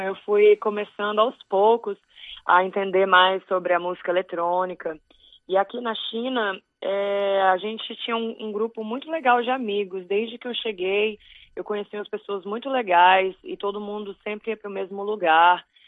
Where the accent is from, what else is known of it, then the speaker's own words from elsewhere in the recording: Brazil; moved away; eu sou brasileira